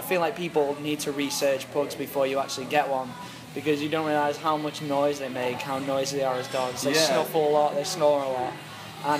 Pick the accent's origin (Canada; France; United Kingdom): United Kingdom; Manchester, North West England; I'm from Manchester, a city which is widely dubbed Rain City